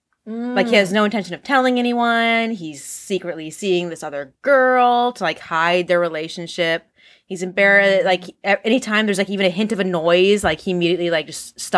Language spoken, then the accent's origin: English; United States; We're American.